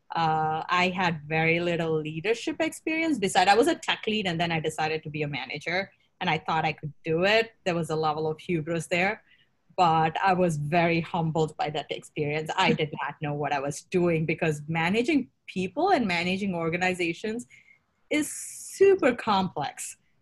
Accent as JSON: {"language": "English", "country": "India", "tie": "born or raised there", "moved": "as an adult", "lives_now": "United States", "said": "I grew up in India"}